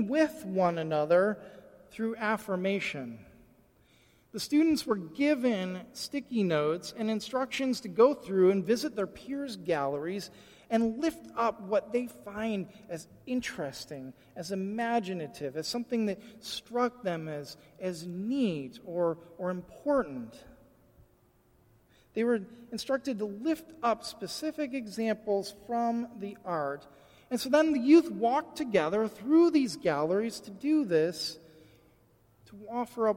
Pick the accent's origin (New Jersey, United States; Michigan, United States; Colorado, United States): Michigan, United States; I grew up in Michigan